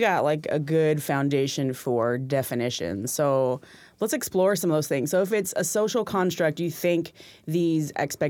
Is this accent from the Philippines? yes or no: yes; Philippines; moved away; growing up in the Philippines, little girl, identifying as a little girl